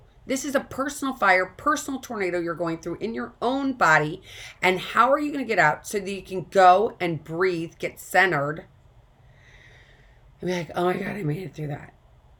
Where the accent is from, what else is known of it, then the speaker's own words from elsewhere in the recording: St. Louis, Missouri, United States; moved away; I came from St. Louis, Missouri. We grew up going to tornado drills. I had a tornado drill all the time